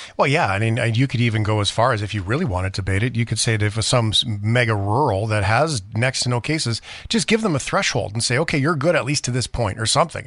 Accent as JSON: {"language": "English", "town": "Port Alberni", "region": "British Columbia", "country": "Canada", "tie": "born or raised there", "said": "Mister Wade in grade five in Port Albernia, McQuinna"}